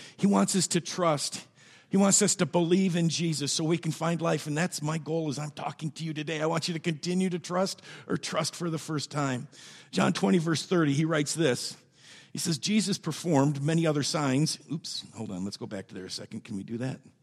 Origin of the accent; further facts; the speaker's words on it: Byron Center, Michigan, United States; I grew up out in Byron Center